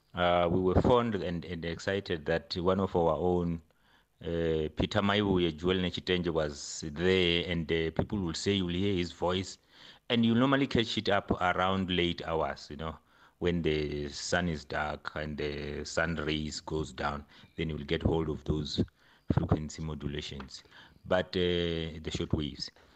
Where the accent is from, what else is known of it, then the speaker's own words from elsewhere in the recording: Venda, Limpopo, South Africa; also born or lived in Alexandra; when we grew up in Venda